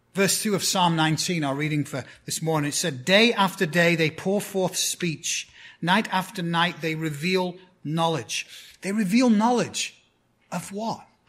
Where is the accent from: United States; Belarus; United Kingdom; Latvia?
United Kingdom; 10 miles from Bolton, North West England; moved away; It's a town called Bolton, which is 10 miles from my hometown.